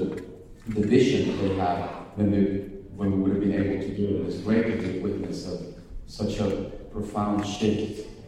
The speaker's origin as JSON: {"language": "English", "country": "Venezuela", "tie": "born or raised there", "said": "I grew up in Venezuela, and we lived in everything."}